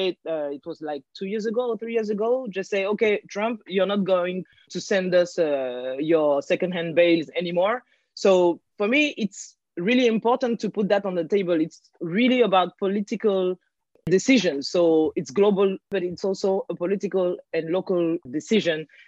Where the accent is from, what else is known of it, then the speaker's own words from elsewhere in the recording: France; also born or lived in Guinea-Bissau; I live in France. I was born in France.